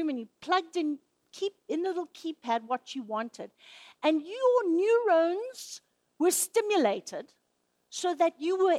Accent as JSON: {"language": "English", "country": "Zimbabwe", "tie": "born or raised there", "moved": "yes", "said": "I grew up in Zimbabwe."}